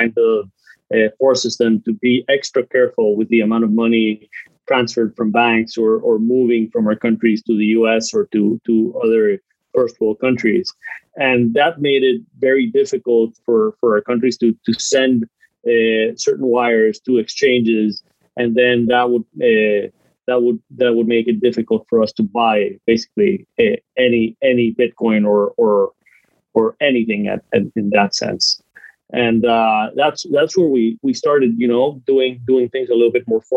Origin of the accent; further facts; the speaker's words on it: Guatemala; I'm from Guatemala